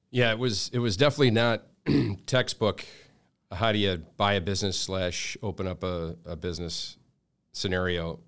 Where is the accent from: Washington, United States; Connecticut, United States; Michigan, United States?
Michigan, United States; Detroit; moved away as an adult; also born or lived in Grosse Pointe, Michigan / Southern California; born and raised in Detroit first, uh, then I spent some time in Grosse Pointe, went to high school at, uh, Grosse Pointe North